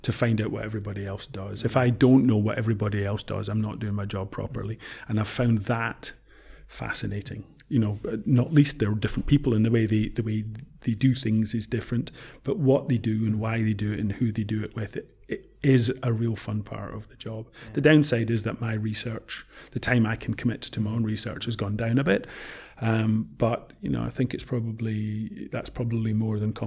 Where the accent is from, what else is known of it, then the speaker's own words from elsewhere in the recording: Scotland, United Kingdom; also born or lived in Woking, Surrey / Sheffield / Manchester; I'm Scottish by family. I've lived in Scotland all my life